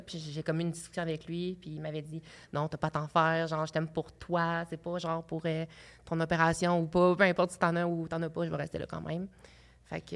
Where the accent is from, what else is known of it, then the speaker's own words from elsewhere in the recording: Abitibi, Quebec, Canada; moved away; j'étais euh, un petit gars de l'Abitibi